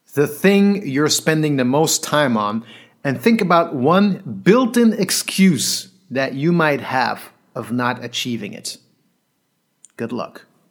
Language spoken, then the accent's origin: English; Belgium; moved away; some guys I grew up with in Belgium in the breaking scene